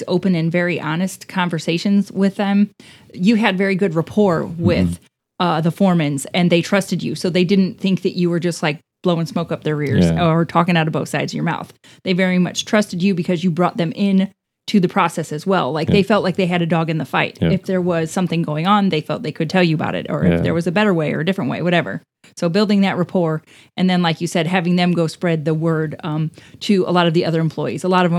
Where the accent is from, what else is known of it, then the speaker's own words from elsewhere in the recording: Midwest, United States; We're from the Midwest. Yeah. We can't help it. It's bred into us.